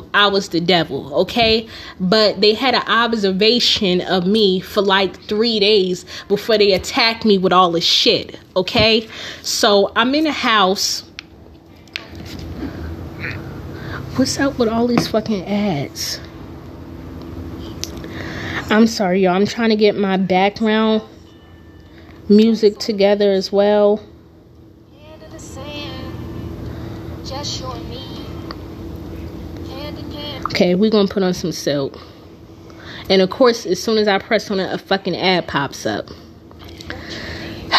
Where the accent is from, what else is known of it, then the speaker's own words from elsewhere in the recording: Newark, New Jersey, United States; I'm from Newark